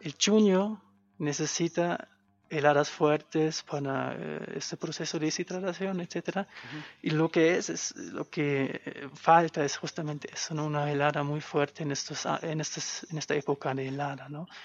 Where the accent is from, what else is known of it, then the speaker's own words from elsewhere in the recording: a small village in western Germany, Germany; moved away as an adult; soy de Alemania. Em, vengo de un pueblo chiquitito